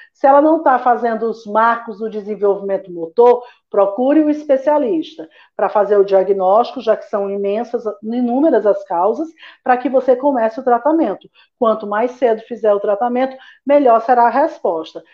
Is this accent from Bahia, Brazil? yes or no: no; Fortaleza, Ceará, Brazil; moved away as an adult; also born or lived in Ribeirão Preto / São Paulo; se eu ficava em São Paulo ou se eu voltava para Fortaleza, porque eu sou cearense